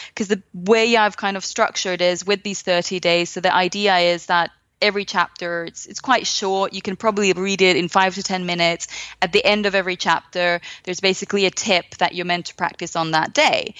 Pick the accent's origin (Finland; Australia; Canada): Finland; I come from Finland